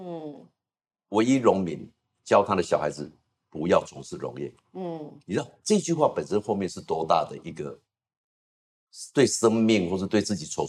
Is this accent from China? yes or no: no; Taiwan; 我是农村长大，